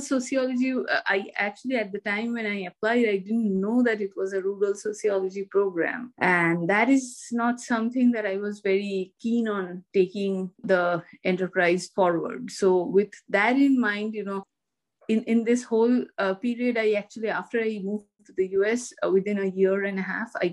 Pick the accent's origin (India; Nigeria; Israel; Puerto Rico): India; Kolkata, West Bengal; moved away as an adult; also born or lived in Delhi, India; now in United States; I grew up in India and I studied, I grew up in Kolkata and I studied in Presidency College, Kolkata